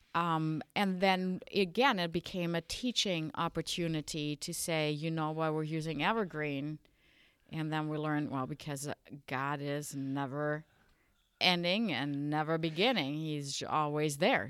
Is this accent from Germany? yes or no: yes; western Germany, Germany; English is a second language; moved away as an adult; also born or lived in Sioux Falls, South Dakota, United States; now in South Dakota, United States; I was uh, born and raised in Germany in the western part of Germany. I spent my childhood there